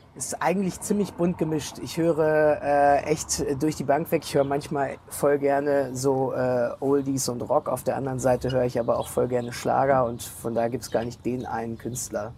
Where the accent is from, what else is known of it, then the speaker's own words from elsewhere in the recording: Germany; als Deutsche